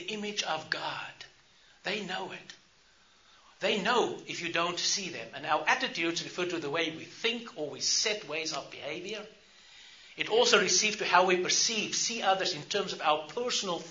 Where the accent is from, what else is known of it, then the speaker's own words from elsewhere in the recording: South Africa; I grew up in South Africa, apartheid South Africa